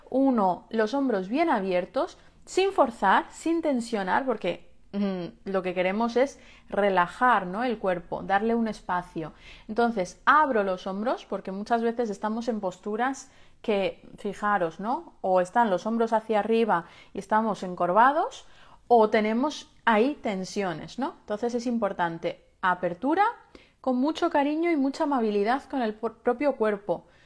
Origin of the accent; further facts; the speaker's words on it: Balearic Islands, Spain; Eh, yo soy de Menorca